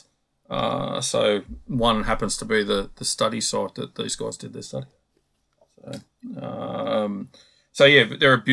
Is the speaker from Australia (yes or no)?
yes; Victoria, Australia; I grew up in Victoria where the only snakes that I were catching were things like brown snakes and tiger snakes and copperheads